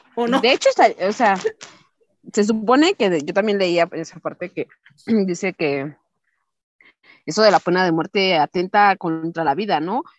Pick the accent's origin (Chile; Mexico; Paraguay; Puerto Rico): Mexico; nosotros como mexicanos